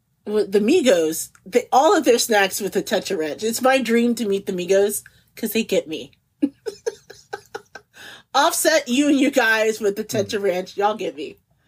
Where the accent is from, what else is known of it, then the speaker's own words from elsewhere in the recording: Midwest, United States; Growing up in the Midwest, ranch is kind of like the de facto condiment, okay?